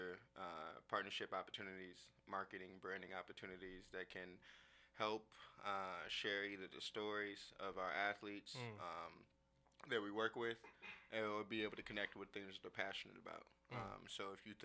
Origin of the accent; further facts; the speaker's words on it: Leawood, Kansas, United States; also born or lived in Detroit, Michigan; Moved to Kansas City in a suburb called Leawood, Kansas. And grew up, went to elementary, middle, and high school out there.